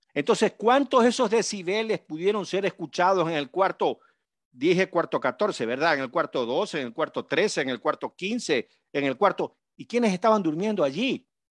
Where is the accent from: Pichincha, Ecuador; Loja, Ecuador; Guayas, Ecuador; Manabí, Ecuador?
Manabí, Ecuador; en mi tierra, en Manabí.